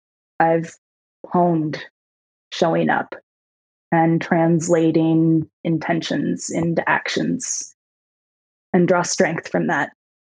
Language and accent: English; Seattle, Washington, United States; My answer has always been, I'm from Seattle. My wife and I lived in DC for 7.5 years.